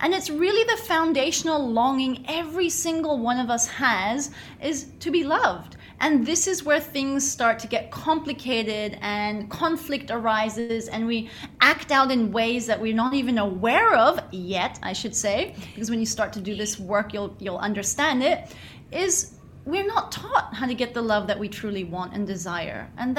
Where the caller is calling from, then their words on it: Bali, Indonesia; Hi, well, I'm tuning in from Bali, so I'm freaking fantastic.